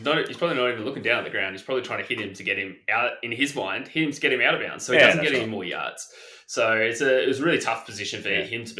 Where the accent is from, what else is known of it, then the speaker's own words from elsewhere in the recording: Australia; it's great for us anyway as Aussie fans